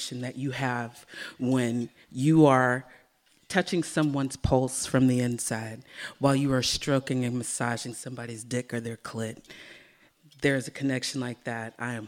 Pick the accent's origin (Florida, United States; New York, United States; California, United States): California, United States; San Francisco; San Francisco is my hometown